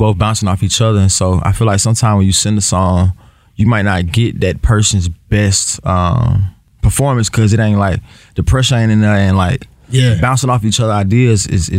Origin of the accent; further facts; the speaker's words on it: north side of Atlanta, Georgia, United States; I still rep Atlanta, but. I'm from the North.